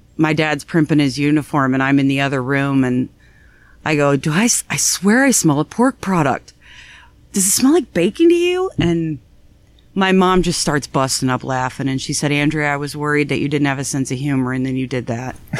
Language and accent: English; North Canton, Ohio, United States; I was born here in Canton, Ohio, North Canton, Ohio.